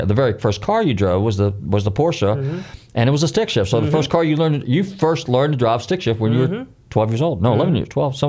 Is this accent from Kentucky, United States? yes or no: no; Northern California, United States; growing up in Northern California, I was around a lot of race cars, and we weren't too far from Sears Point, Laguna Seca.